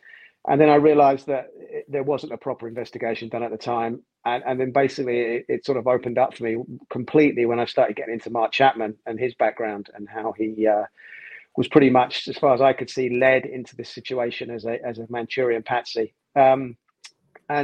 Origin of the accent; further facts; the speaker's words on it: London, United Kingdom; I'm a television producer, born and raised in London, North London.